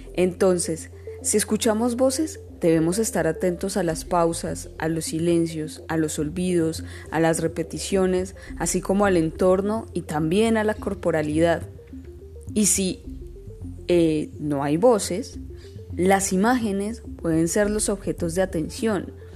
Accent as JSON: {"language": "Spanish", "country": "Colombia", "said": "nos atraviesan como colombianos"}